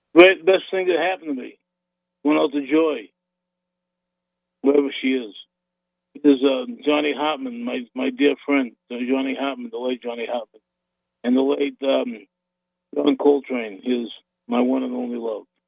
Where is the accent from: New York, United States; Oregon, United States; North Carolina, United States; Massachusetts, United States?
Massachusetts, United States; Boston; a fat little kid growing up in Boston